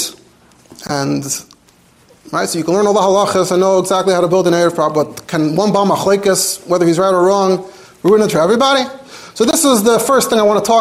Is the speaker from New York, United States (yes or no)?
yes; New York City, New York, United States; I grew up in Borough Park